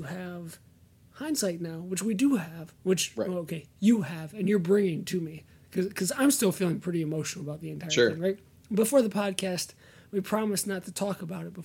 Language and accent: English; Ann Arbor, Michigan, United States; I grew up in Ann Arbor, so I consider Michigan